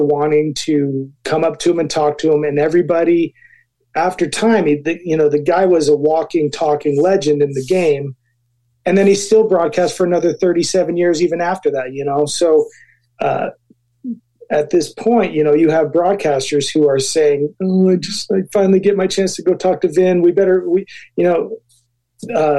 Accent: Arizona, United States; I'm from Arizona

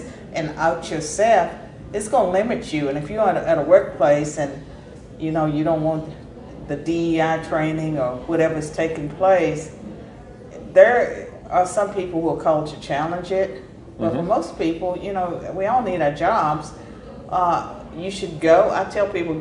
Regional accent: Southwestern Virginia, United States; Chambersburg, in the shadow of Lynchburg, Virginia

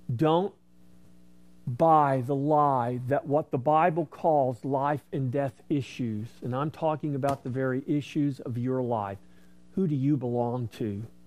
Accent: United States; as an American

